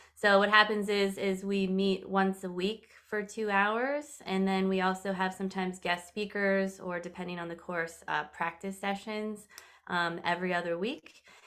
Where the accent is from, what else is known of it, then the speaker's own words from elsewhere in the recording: California, United States; I'm originally from California